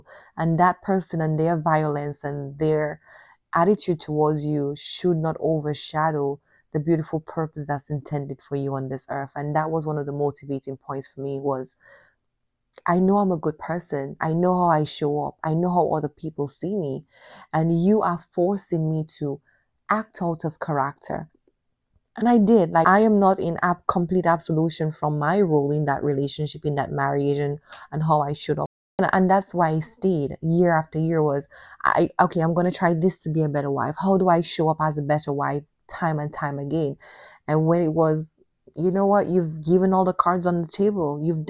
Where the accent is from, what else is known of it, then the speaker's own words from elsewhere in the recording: Dominican Republic; I'm coming from Dominican culture with a different mindset and definitely a different expectation as well